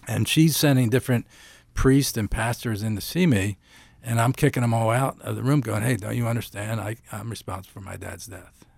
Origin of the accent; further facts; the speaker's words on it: Philadelphia, Pennsylvania, United States; moved away; I'm from Philadelphia originally